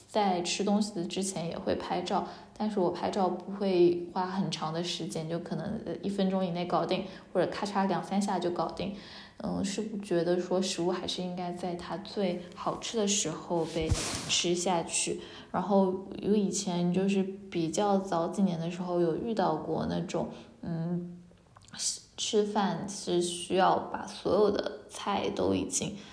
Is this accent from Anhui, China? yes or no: no; Haimen, Jiangsu, China; 其实我自己的家乡其实江苏海门嘛，对，我们海门人一定会说自己是海门人而不是南通人，因为，哎，我们基本上不怎么承认自己是南通所管辖的海门市